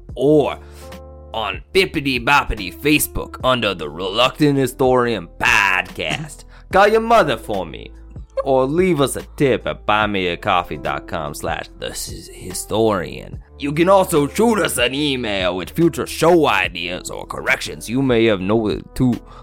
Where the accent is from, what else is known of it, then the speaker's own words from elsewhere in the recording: Boston, Massachusetts, United States; That's our favorite movie in the Boston area. I'm from Boston.